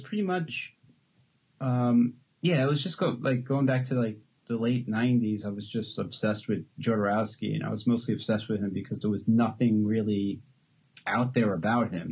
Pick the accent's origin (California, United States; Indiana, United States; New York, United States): New York, United States; moved away as an adult; now in Los Angeles, United States; I moved out from New York to LA when I was like 18